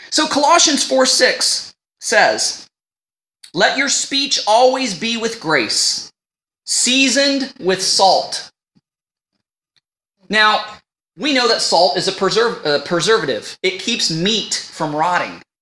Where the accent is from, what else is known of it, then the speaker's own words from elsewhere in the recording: United States; accent: northern; now in Canada; Now, people, you know, I'm from the United States and people say I have a northern accent, but when I go home or talk to somebody on the phone, they can hear my Canadian accent.